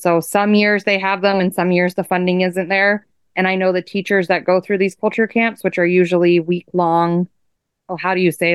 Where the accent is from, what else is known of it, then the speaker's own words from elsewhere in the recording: Fairbanks, Alaska, United States; moved away as an adult; now in Point Hope, United States; I was born and raised in Fairbanks, Alaska, which is interior Alaska